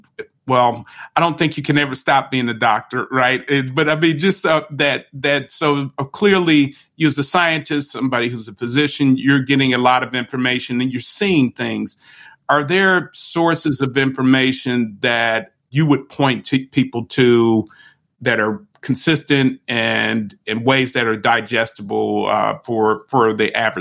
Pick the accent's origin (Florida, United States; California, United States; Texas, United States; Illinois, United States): Illinois, United States; Chicago; now in Atlanta, United States; so I'm from Chicago originally, and I've been here in Atlanta for some time.